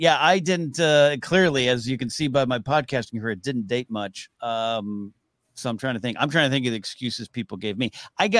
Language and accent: English; Santa Maria, California, United States; he's actually from my hometown area. He's up there in Santa Maria, California.